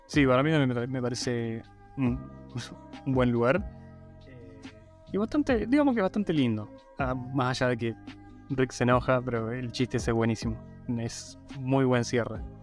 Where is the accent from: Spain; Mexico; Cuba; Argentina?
Argentina; Guaymallén, Mendoza; cuando me preguntan de dónde soy, digo de Mendoza y de qué parte, digo, sí, soy de Guaymallén